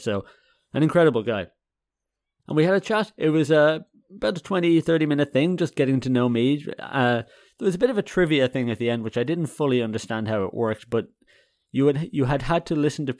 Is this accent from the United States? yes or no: no; Dublin, Leinster, Ireland; moved away as an adult; also born or lived in Netherlands / Germany; now in Haarlem, Netherlands; I'm originally from Ireland. So Dubliner